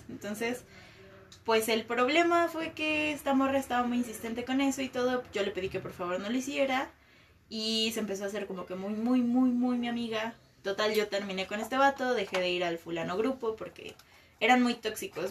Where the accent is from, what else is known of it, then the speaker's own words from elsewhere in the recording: Mexico City, Mexico; moved away as an adult; now in Morelia, Mexico; soy de la Ciudad de México, tengo como un año viviendo aquí